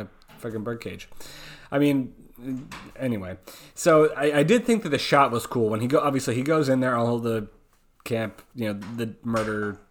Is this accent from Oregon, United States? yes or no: yes; Oregon, United States; that's my my home state